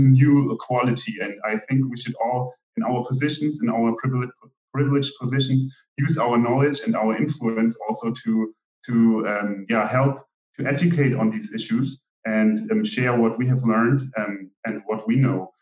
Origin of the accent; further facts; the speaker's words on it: Germany; we're Afro Germans